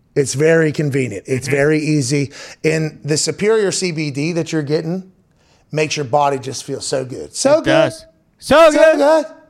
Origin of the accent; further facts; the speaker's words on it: Pittsburgh, Pennsylvania, United States; now in Indiana, United States; I grew up in Pittsburgh